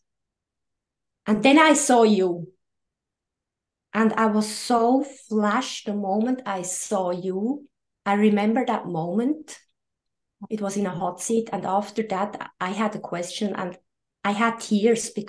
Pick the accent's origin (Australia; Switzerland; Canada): Switzerland; I'm coming from Switzerland. I live very close to Lucerne.